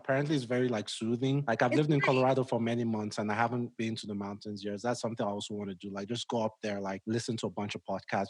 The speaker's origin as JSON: {"language": "English", "country": "Nigeria", "moved": "as an adult", "lives_now": "United States", "said": "where I come from, like, I'm Nigerian"}